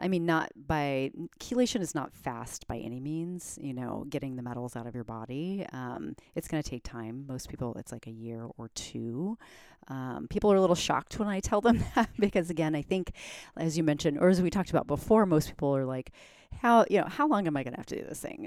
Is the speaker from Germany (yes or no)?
yes; Germany; moved away; I grew up in Germany.